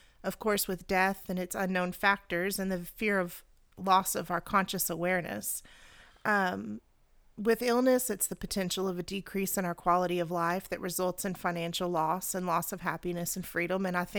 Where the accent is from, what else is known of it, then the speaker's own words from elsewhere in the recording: Arkansas, United States; You have to remember, we're from Arkansas. We have that southern syntax on everything.